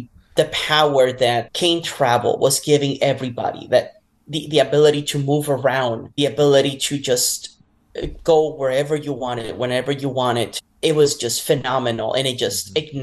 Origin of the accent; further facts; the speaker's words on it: Puerto Rico; moved away; also born or lived in Utah; I am originally from Puerto Rico